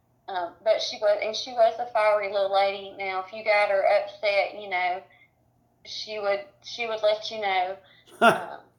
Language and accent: English; Cedartown, Georgia, United States; we live in Cedartown. We grew up here